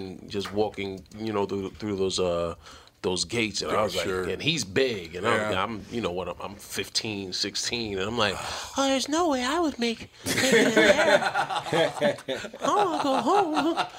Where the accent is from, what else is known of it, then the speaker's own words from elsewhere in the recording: New York City, New York, United States; also born or lived in Mount Vernon, New York; I grew up in the Bronx in Mount Vernon.